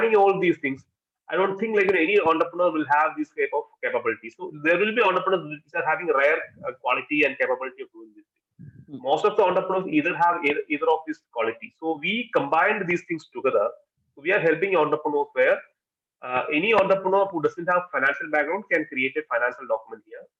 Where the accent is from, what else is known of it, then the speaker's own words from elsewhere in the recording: Kerala, India; we are basically from Kerala